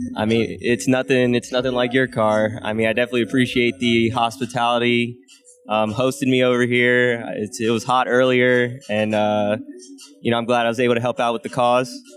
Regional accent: Northern Virginia, United States; moved away as an adult; now in Arizona, United States; I'm originally from the East Coast. Uh, I grew up in Northern Virginia

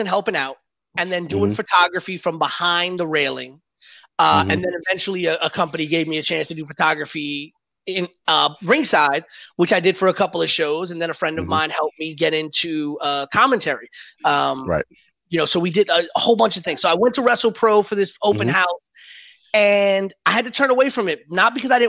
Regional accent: New York City, New York, United States; I grew up in the Bronx

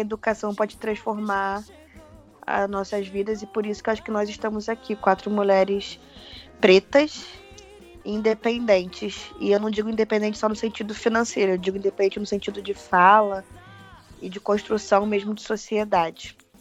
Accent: Rio de Janeiro, Brazil; moved away as an adult; now in São Paulo, Brazil; eu hoje moro em São Paulo, tenho um ano, moro no centro de São Paulo, mas sou carioca.

